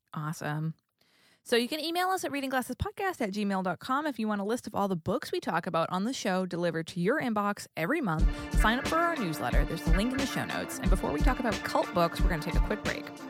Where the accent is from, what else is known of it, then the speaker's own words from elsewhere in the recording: New England, United States; moved away; also born or lived in California; I grew up in New England, and then I moved to California